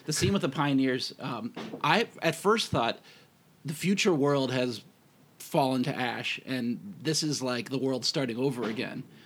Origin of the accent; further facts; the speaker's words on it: United States; I'm American too